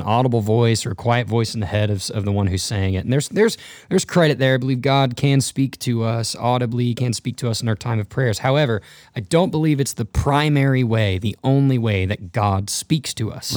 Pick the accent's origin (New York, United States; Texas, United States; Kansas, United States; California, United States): Texas, United States; North; originally I grew up in North Texas